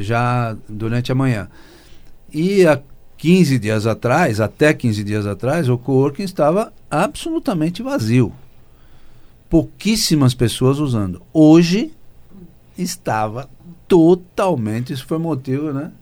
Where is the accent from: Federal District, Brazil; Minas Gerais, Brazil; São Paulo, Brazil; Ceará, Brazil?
São Paulo, Brazil; no Bom Retiro, onde eu nasci